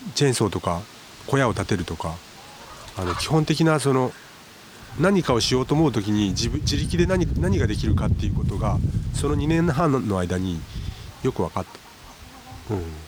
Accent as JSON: {"language": "Japanese", "region": "Yamaguchi", "country": "Japan", "tie": "born or raised there", "moved": "as an adult", "lives_now": "Suo-Oshima, Japan", "said": "生まれは山口市で、うん、えっ、とそこで育って"}